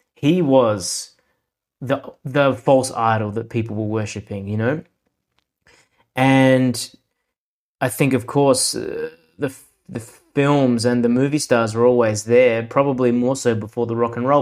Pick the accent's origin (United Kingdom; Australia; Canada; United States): Australia; Adelaide, South Australia; accent: Australian; I was born in Adelaide, South Australia, and here I have since lived